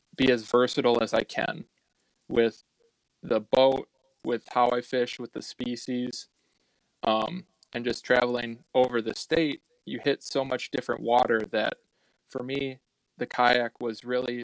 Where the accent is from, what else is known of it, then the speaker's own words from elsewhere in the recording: Black Earth, Wisconsin, United States; I grew up in Black Earth, Wisconsin